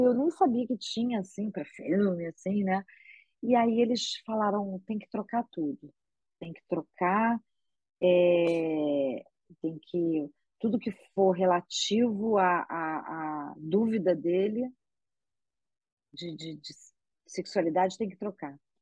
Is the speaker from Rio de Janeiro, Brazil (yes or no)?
yes; Rio de Janeiro, Brazil; accent: carioca